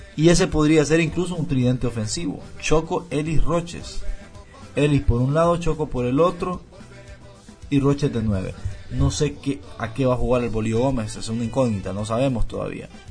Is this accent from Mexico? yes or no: no; Honduras; como hondureño